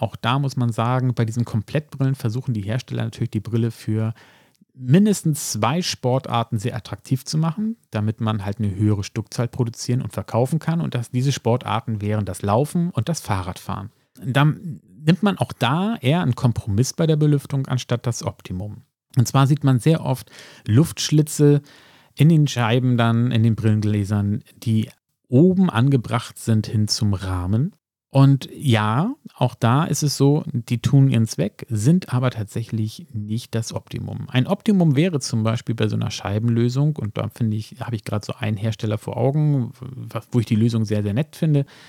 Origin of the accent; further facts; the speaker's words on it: Hamburg, Germany; ich könnte das als Hamburger sagen